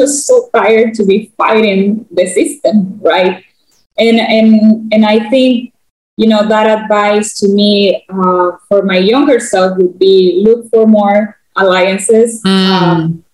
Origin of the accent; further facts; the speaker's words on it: central provinces of Panama, Panama; English is a second language; I grew up in a city that is right in one of the center provinces of Panama. So I didn't grow up in the capital city.